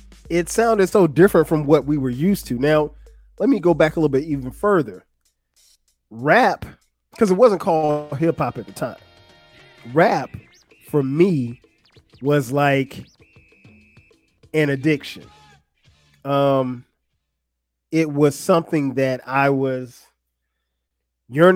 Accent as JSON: {"language": "English", "town": "Florence", "region": "South Carolina", "country": "United States", "tie": "born or raised there", "said": "I grew up in Florence, South Carolina"}